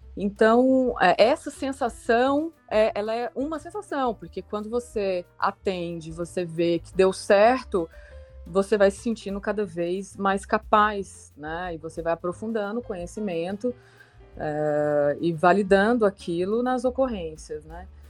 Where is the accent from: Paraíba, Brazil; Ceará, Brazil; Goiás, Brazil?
Goiás, Brazil; Goiânia; moved away as an adult; also born or lived in Ribeirão Preto, São Paulo; now in Florianópolis, Brazil; apesar de ter nascido e morado ao longo dos seis anos lá em Ribeirão Preto, eu fui criada em Goiânia, Goiás